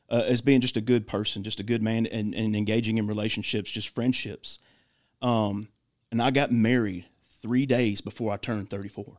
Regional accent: Clarksville, Tennessee, United States; I am born and raised in Clarksville

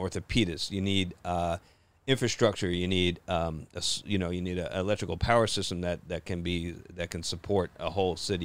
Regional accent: New Jersey, United States; I grew up in Jersey

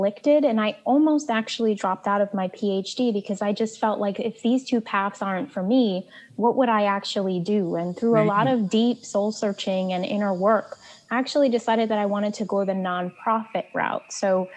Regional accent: New York City, New York, United States; I grew up in the projects of Brooklyn, New York, Marlborough Projects

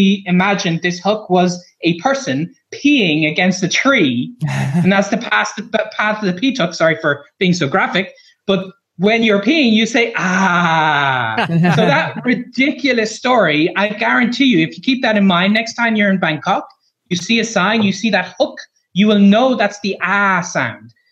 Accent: Ireland; I'm a blogger from Ireland

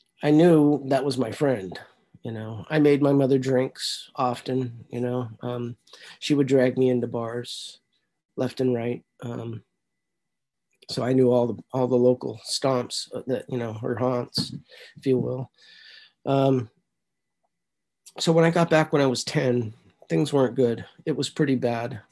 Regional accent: San Francisco, California, United States; I was born in San Francisco in 1963, St. Joseph's Hospital.

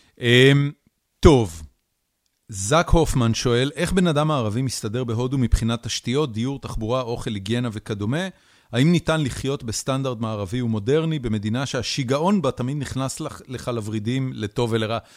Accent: Israel; also born or lived in United States; בתור ישראלי אה, אה, ליברלי וממלכתי

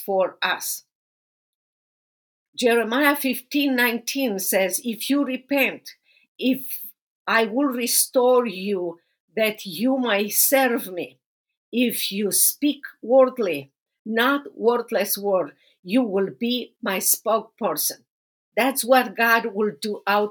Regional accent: Romania; moved away as an adult; now in United States; I have known you from back to Romania many years ago, and I have been growing with you here in America for so many years.

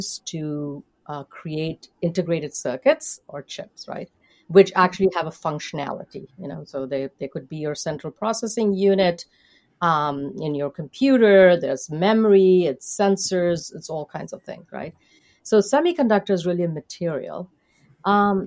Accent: India; now in United States; I grew up in India, and so I would be considered in the United States someone from a diverse background

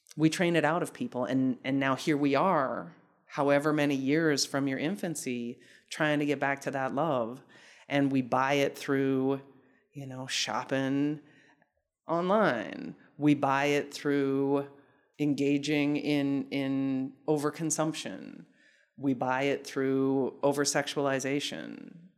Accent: Salt Lake City, Utah, United States; moved away as an adult; I grew up in Salt Lake City, Utah from the time I was three until I left for graduate school.

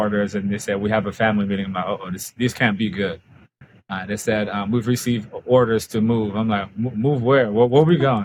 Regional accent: Haiti; now in Florida, United States; growing up in Haiti

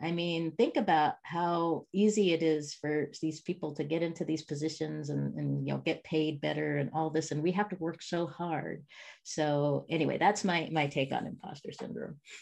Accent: Spokane, Washington, United States; I grew up in a place called Spokane, Washington

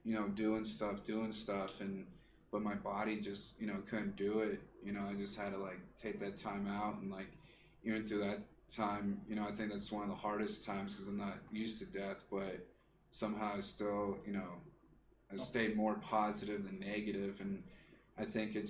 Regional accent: the South, United States; moved away; we're from the South

